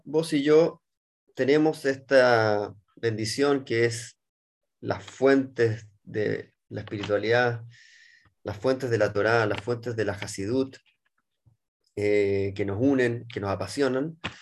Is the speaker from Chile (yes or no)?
yes; Chile; moved away as an adult; now in Israel; nacido y criado en Chile, abogado de profesión